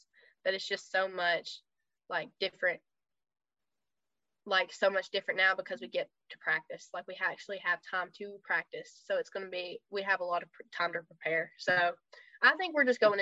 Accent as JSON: {"language": "English", "country": "United States", "said": "I was like American"}